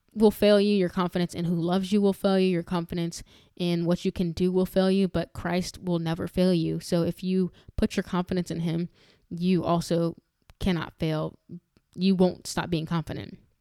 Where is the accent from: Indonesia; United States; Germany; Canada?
United States; New York; growing up in New York